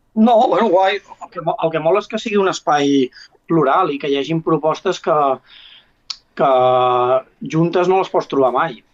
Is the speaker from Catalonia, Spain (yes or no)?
yes; Ripoll, Catalonia, Spain; Jo, com que sóc de Ripoll